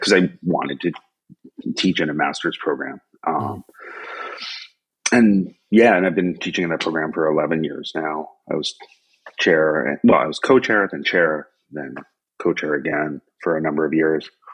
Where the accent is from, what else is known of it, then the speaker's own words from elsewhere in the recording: Averill Park, New York, United States; moved away as an adult; also born or lived in West Coast, United States; now in Tokyo, Japan; growing up in New York in the 70s and 80s